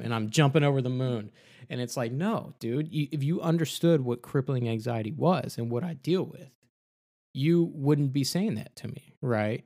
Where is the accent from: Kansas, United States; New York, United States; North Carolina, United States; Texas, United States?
Texas, United States; I'm from Texas